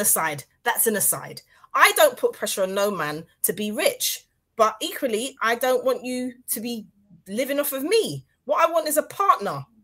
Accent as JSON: {"language": "English", "country": "Grenada", "moved": "yes", "lives_now": "United Kingdom", "said": "I'm Grenadian"}